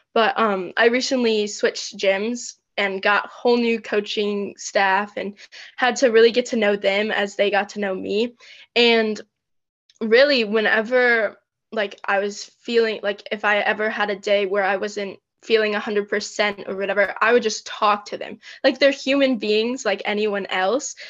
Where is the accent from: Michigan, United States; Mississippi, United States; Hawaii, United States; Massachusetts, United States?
Michigan, United States; I am from Michigan in the US